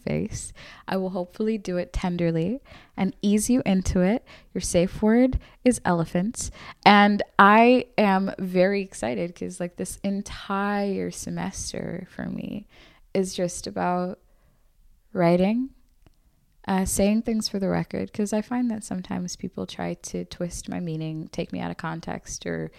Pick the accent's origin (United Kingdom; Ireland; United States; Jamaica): Ireland; Limerick, Munster; also born or lived in Zambia; I'm from Limerick